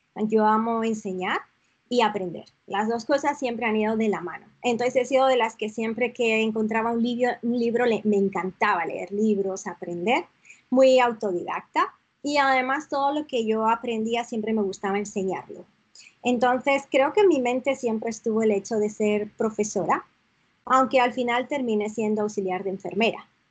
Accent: San Sebastián, Basque Country, Spain; moved away as an adult; also born or lived in León; now in Toronto, Canada; realmente nací en León, pero pues muy, muy pequeñita me fui a vivir a San Sebastián.

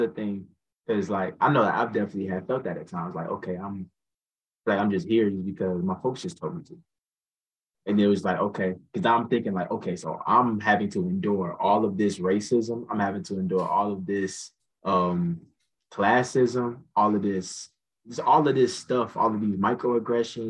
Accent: Cobb County, Georgia, United States; also born or lived in Douglasville, Georgia; I stay in Douglasville. Like I'm from Cobb County. That's like a little outside of like, Atlanta.

